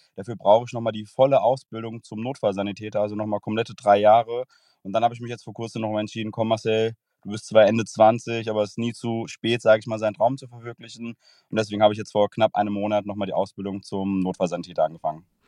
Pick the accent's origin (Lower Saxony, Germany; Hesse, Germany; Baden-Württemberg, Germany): Hesse, Germany; Frankfurt; Ich komme aus dem Raum Frankfurt